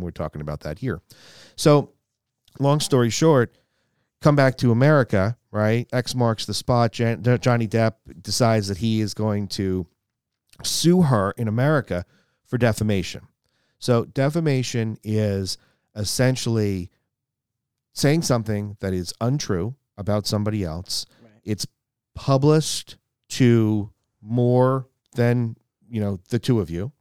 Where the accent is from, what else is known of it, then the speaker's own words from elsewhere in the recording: United States; we as American citizens